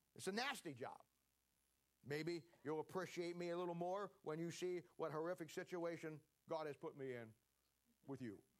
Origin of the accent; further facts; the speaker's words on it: Ohio, United States; moved away as an adult; now in Kansas City, United States; I was born and raised in Ohio